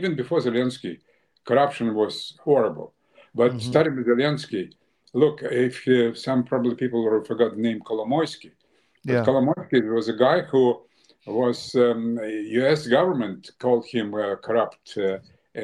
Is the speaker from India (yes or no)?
no; Ukraine; moved away; also born or lived in Russia; I came from Russia, but I was born in Ukraine